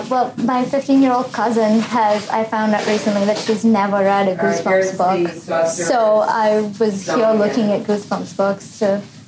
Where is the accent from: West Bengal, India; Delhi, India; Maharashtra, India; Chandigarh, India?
Maharashtra, India; Mumbai; moved away; I'm the Corporate Communications Assistant at Scholastic, and I'm from India, Bombay.